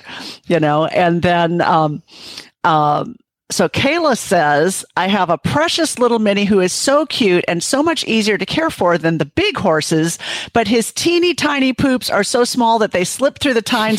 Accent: Minnesota, United States; when I grew up in Minnesota, we had this big old house next door that nobody lived in.

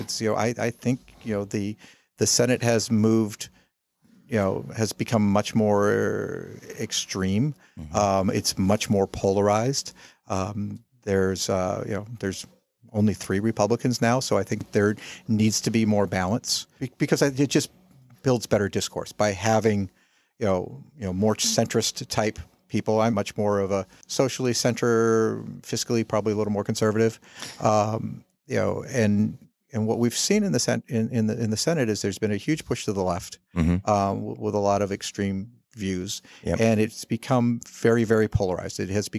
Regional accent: the South, United States; I'm from the South.

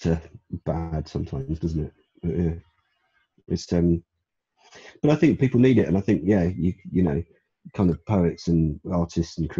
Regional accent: London, United Kingdom; moved away as an adult; also born or lived in Edgware; now in Steyning, United Kingdom; I was born there. I mean, I grew up in Brent and Kingsbury around there

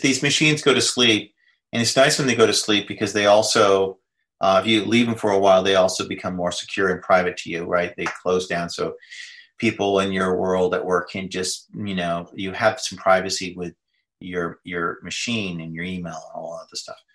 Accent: United States; I'm an American

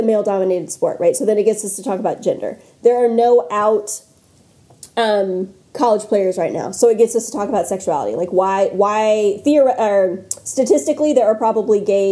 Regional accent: North Carolina, United States; I'm also from North Carolina, and the part of the state that I am from is very basketball obsessed.

